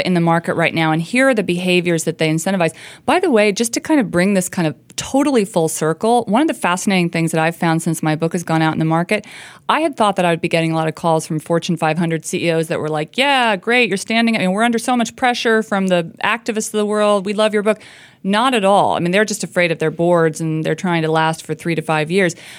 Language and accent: English; rural Indiana, United States; I grew up in the Rust Belt. I grew up in a tiny town in rural Indiana